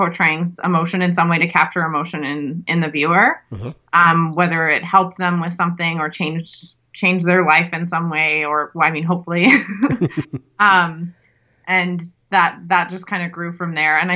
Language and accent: English; Calgary, Alberta, Canada; I'm from Calgary, Alberta, Canada